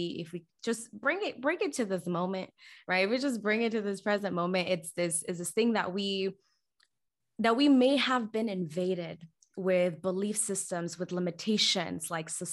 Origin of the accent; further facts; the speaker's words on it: Guatemala; moved away; I'm from Guatemala